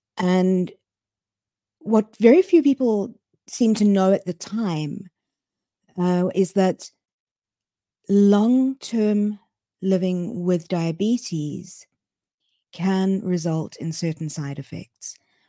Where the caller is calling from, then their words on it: Cape Town, Western Cape, South Africa; I am dialing in from Cape Town in South Africa.